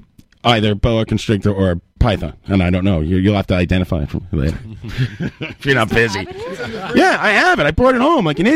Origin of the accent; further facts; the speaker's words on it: New York City, New York, United States; I'm from Queens.